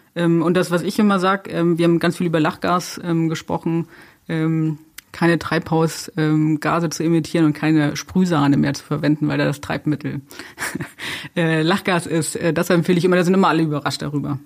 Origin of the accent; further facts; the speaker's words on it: Germany; bei uns in Deutschland